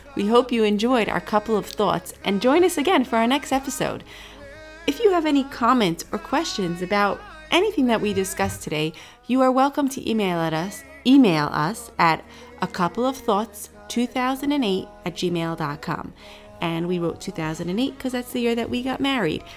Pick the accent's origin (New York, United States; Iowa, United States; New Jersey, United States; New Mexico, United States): New York, United States; growing up in New York, um, being a teenager in the time of nine eleven